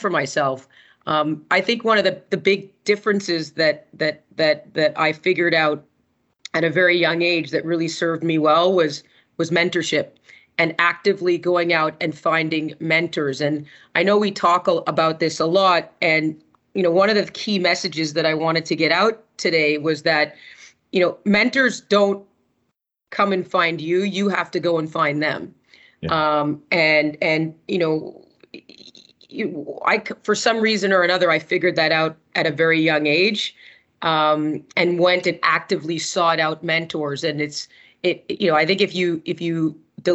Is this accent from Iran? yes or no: no; Montreal, Quebec, Canada; I grew up in Montreal